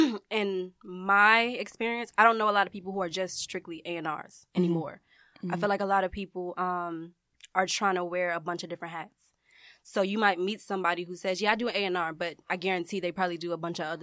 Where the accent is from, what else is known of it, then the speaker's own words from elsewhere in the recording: Chicago, Illinois, United States; No, hell no. I'm from Chicago. I'm built for it.